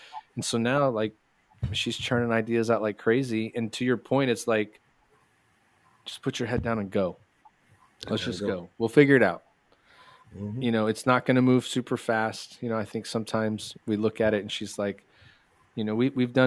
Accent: Texas, United States; I come from Texas

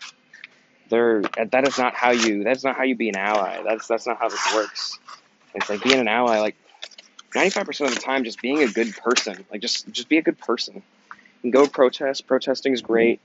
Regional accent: Kansas, United States; I was born in Kansas

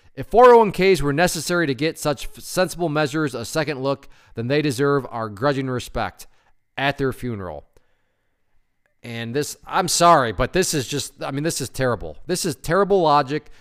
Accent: Connecticut, United States; my home state of Connecticut

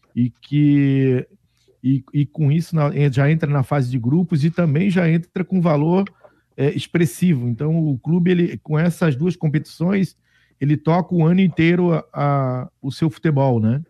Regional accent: São José, Santa Catarina, Brazil; also born or lived in Coqueiros / Pedra Branca; agora eu retorno aqui para o bairro onde eu me criei

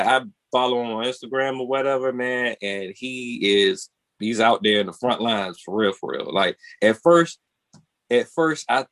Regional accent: Portsmouth, Virginia, United States; Portsmouth, my hometown

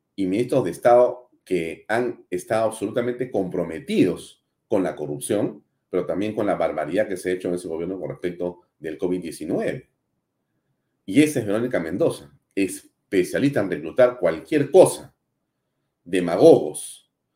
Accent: Peru; Soy orgulloso de ser peruano

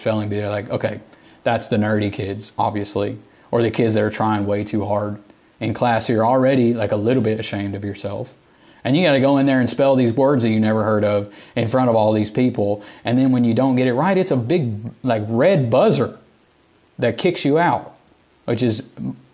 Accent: the South, United States; accent: Southern; I grew up in the South, and I have a Southern accent

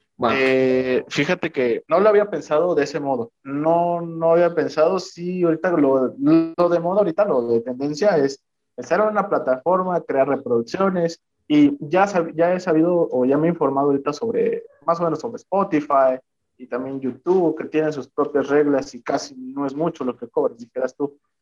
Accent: Veracruz, Mexico; moved away; Soy originario del estado de Veracruz

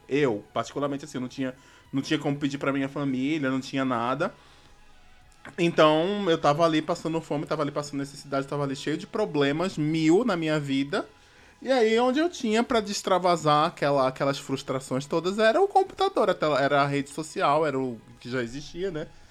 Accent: Recife, Pernambuco, Brazil; eu sou de Recife

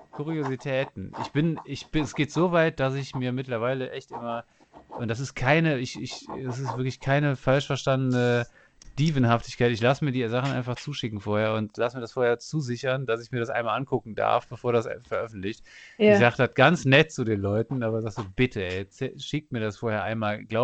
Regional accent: Cologne, North Rhine-Westphalia, Germany; Ich komme aus Köln und nicht aus East Istanbul und wie auch immer.

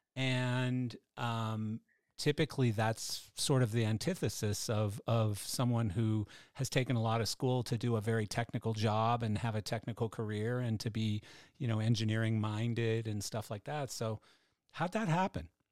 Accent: Canada; I'm Canadian

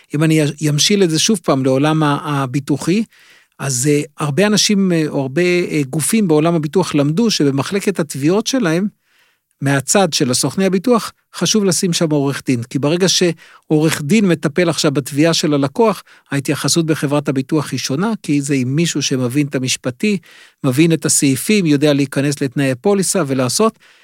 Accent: Israel

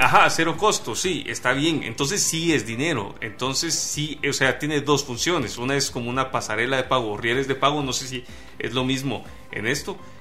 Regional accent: Guatemala; los guatemaltecos que no estamos inmersos en este modelo de negocio

